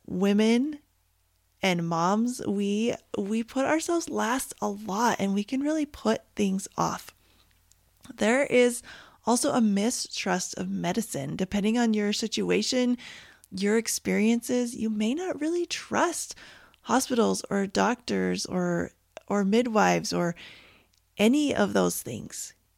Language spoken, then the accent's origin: English; Canada; now in United States; I am Canadian